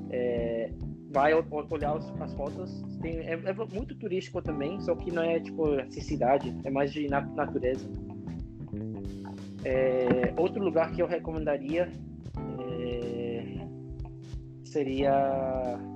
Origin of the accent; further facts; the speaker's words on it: Mexico; Portuguese is a second language; eu nasci no México, eu sou mexicano, eu me sinto muito mexicano